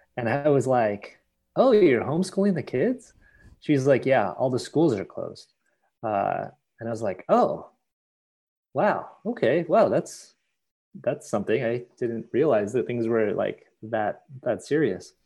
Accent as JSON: {"language": "English", "country": "United States", "said": "as a Filipino American, as an Asian American"}